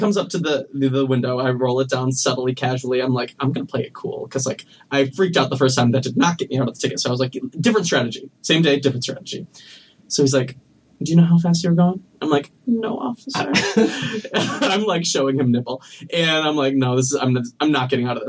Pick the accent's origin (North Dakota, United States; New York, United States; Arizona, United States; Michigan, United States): Michigan, United States; moved away; Back in Michigan